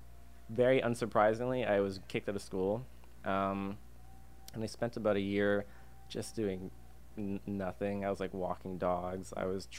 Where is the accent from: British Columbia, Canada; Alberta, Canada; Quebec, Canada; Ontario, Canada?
Alberta, Canada; Calgary; moved away as an adult; also born or lived in Singapore / Indonesia / Malaysia; now in Vancouver, Canada; I was born in Singapore, and in my youth I lived in Indonesia and Malaysia on Borneo for a couple of years. But primarily I'm actually from Alberta. I spent about 27 years living in Calgary